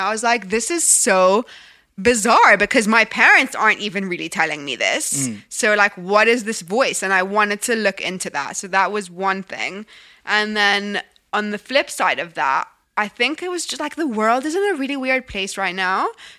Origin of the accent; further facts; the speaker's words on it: Egypt; now in London, United Kingdom; I didn't think this is because I'm from Egypt and this is because I live in London.